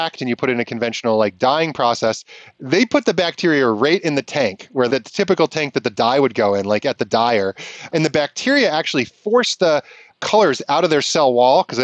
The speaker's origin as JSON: {"language": "English", "region": "Vermont", "country": "United States", "tie": "born or raised there", "said": "growing up in Vermont"}